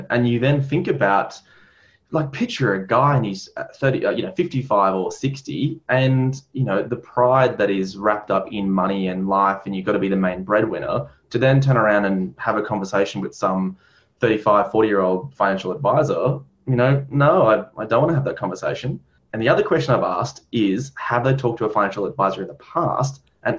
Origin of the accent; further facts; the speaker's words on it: Ireland; Well, I'm Irish, so there's always going to be some level of psychological elements there.